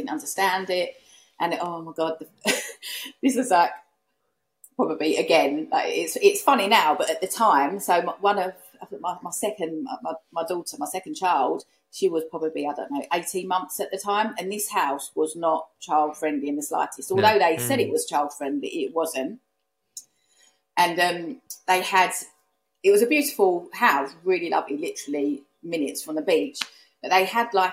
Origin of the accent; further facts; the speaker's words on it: United Kingdom; accent: Essex; also born or lived in East London; I'm East London. I'm from Essex. I live in Essex now. So obviously, I do sound a certain way